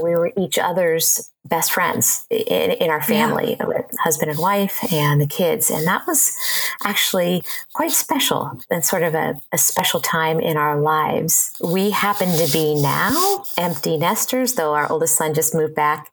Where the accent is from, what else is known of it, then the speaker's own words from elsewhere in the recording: Ohio, United States; moved away as an adult; now in Seattle, United States; I grew up in Ohio in the same small town, lived there all my life